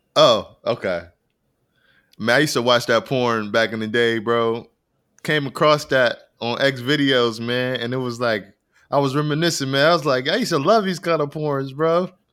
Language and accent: English; Rochester, New York, United States; I am from Rochester, New York